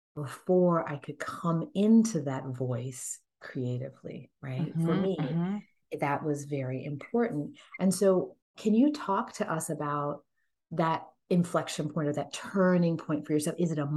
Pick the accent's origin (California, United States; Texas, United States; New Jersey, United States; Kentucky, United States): Texas, United States; I have brown eyes and I'm 5'5" and I was born in Texas.